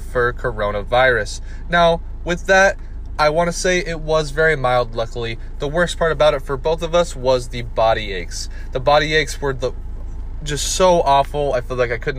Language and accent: English; Iowa, United States; moved away as an adult; now in Florida, United States; Growing up in Iowa